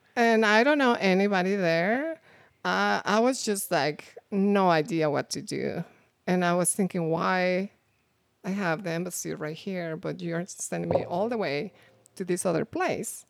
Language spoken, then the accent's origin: English; Mexico; English is a second language; moved away as an adult; now in United States; I'm coming from Mexico. I already have my degree.